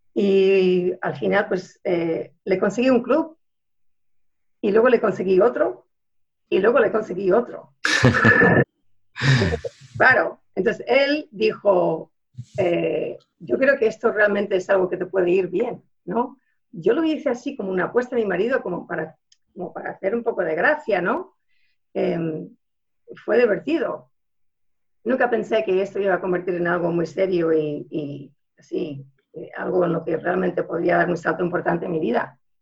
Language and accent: Spanish; Houston, Texas, United States; moved away as an adult; now in Switzerland; Yo nací en Houston, ahí me crié